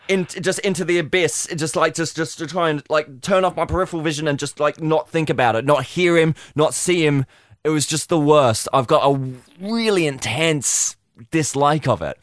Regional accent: Australia; also born or lived in United Kingdom; I have gr-, spent my entire life, for the most part, in Australia

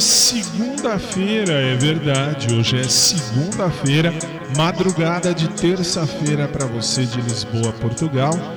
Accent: São Paulo, Brazil; sou de São Paulo, sou da, aliás, sou da cidade de São Paulo, estado de São Paulo

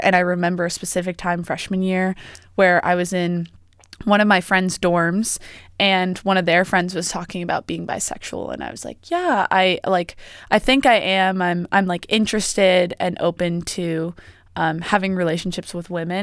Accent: East Coast, United States; moved away as an adult; now in Oregon, United States; I'm from the East Coast.

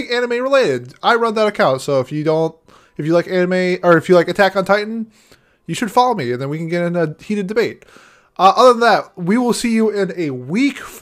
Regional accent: Minnesota, United States; I'm from Minnesota

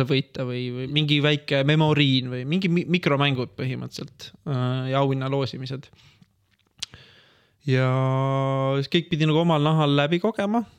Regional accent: Estonia; also born or lived in Finland; ja ma kolisin ära tagasi Eestisse

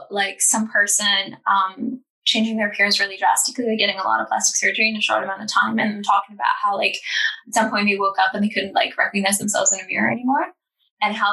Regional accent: Estonia; I'm not American. I'm Estonian.

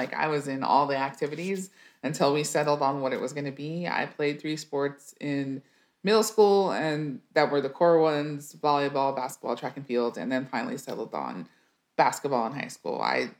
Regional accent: El Paso, Texas, United States; So my dad played high school basketball. And so it's a big basketball place in the Southwest in particular there.

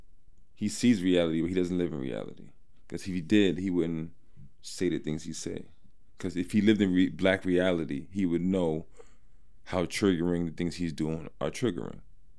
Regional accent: Arizona, United States; We're from Arizona.

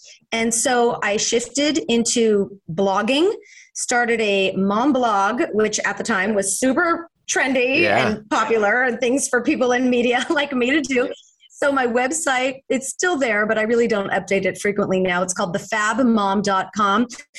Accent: Fresno, California, United States; now in Los Angeles, United States; I was born and raised in Fresno, and now, of course, I live in Los Angeles, yeah. But in my heart is the Central Valley of California.

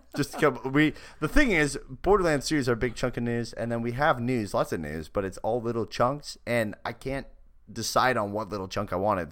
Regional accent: Canada; moved away; the incredible motherland that is Canada.

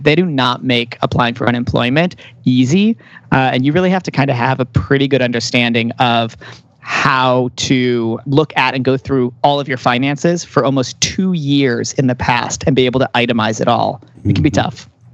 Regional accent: Chicago, Illinois, United States; moved away; I come from Chicago

